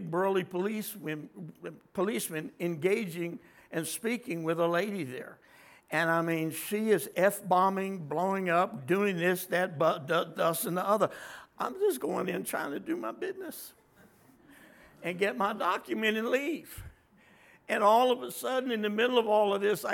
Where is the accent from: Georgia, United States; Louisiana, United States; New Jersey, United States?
New Jersey, United States; Trenton; now in Texas, United States; my home state, Trenton, as in New Jersey